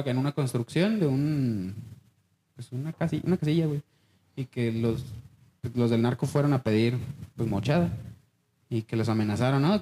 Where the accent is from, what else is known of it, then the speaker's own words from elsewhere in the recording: Mexico; entre mexicanos